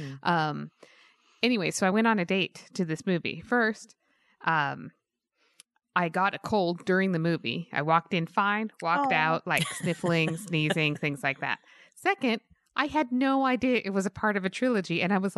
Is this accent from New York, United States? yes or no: no; Utah, United States; I grew up in Utah.